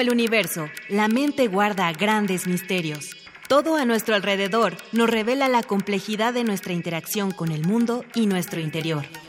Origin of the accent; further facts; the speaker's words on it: Ecuador; moved away as an adult; now in Mexico; somos de Ecuador